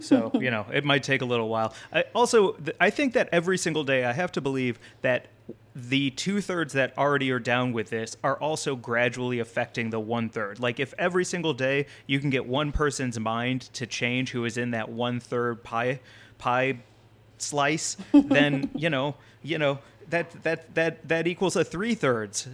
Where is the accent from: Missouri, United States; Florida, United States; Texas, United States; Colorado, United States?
Missouri, United States; my home state of Missouri